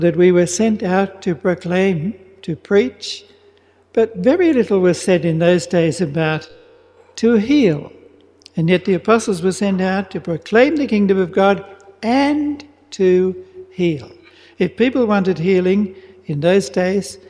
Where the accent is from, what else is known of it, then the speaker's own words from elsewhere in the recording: Melbourne, Victoria, Australia; moved away as an adult; also born or lived in Philippines; I'm originally from Melbourne. I was born in Melbourne, but I've been a Redemptorist now, a priest for 49 and a half years, and only the first year and a half was in Melbourne.